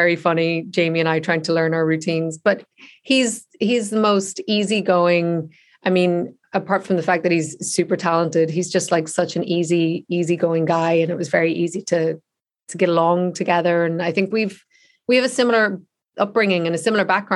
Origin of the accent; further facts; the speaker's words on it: Ireland; I grew up in the Republic of Ireland, whereas they were all in Northern Ireland